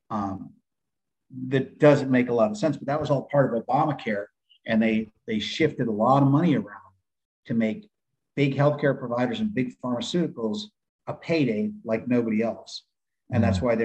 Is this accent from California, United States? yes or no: yes; San Diego, California, United States; moved away as an adult; now in Kentucky, United States; I was getting sick of California, even though I grew up there.